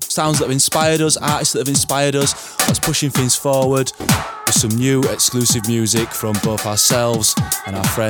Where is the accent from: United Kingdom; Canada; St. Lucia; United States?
United Kingdom; Leeds, Yorkshire and the Humber; I'm from Leeds.